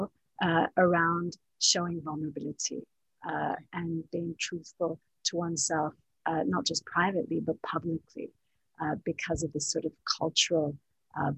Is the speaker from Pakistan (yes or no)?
no; Canada; also born or lived in Palestine; now in Dubai, United Arab Emirates; my parents are both Palestinian, although I was born in Canada.